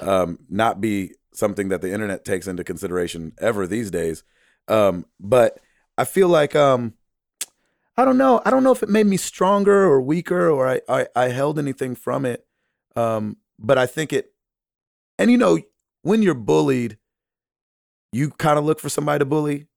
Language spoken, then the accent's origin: English; the South, United States; I was raised in the South